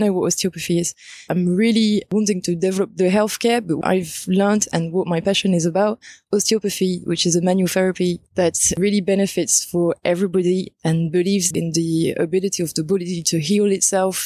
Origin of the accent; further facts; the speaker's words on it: France; moved away as an adult; now in Jerusalem; I come from France. And I moved to Palestine in September 2017